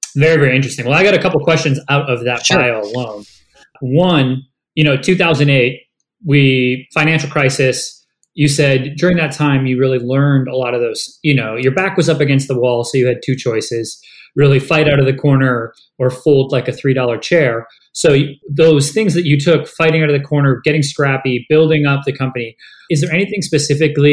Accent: Canada; moved away as an adult; now in United States; I grew up in Canada and I moved to the US 6 years ago.

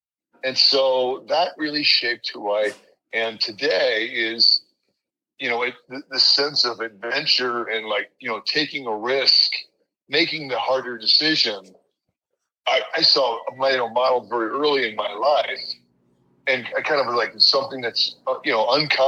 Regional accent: Colorado, United States; also born or lived in East Coast, United States; I was born on the East Coast and very early moved to Colorado when I was about fourth grade.

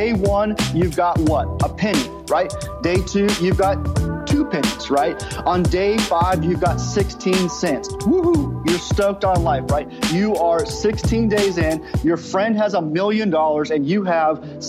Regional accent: Southern California, United States; now in Oklahoma, United States; I'm originally from Southern California and I live in Oklahoma

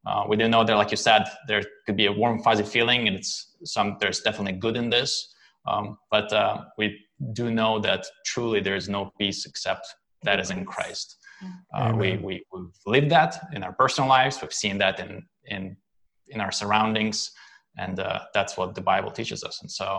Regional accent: Lithuania; born there; English is a second language; I was born in Lithuania, but back at the time it was USSR

